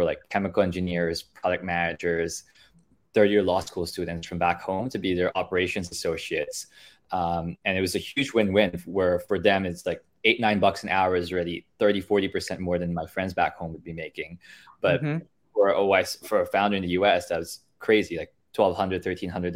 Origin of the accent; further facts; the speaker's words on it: Philippines; moved away as an adult; also born or lived in Pennsylvania, United States / Canada; born and raised in the Philippines for most of my life